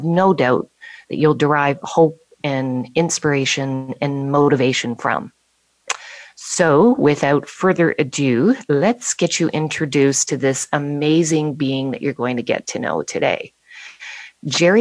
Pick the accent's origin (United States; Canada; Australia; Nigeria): Canada; Bradford, Ontario; my hometown of Bradford, Ontario, Canada